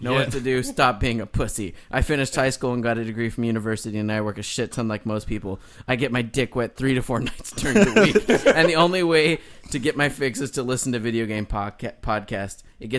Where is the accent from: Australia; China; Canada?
Canada; Toronto, Ontario; now in Japan; moved to Japan, a decision that was, perhaps unsurprisingly, inspired largely by my love of gaming, but I'm from Toronto originally.